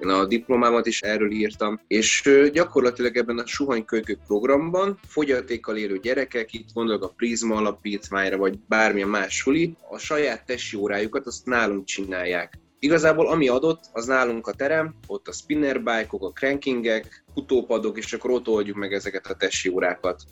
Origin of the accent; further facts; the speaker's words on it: Esztergom, Komárom-Esztergom, Hungary; én Esztergomból származom, ott is nőttem fel, oda jártam iskolába